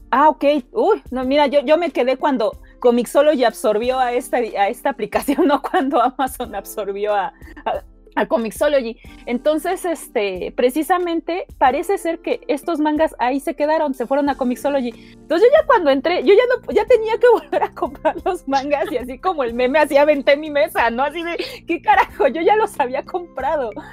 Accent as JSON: {"language": "Spanish", "country": "Mexico", "said": "solamente los mexicanos íbamos a agarrar la onda"}